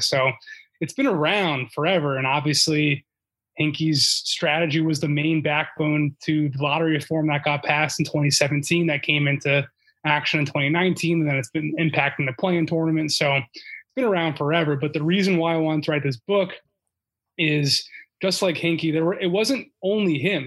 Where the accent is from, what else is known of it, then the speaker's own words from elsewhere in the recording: Philadelphia, Pennsylvania, United States; moved away; I'm from Philly originally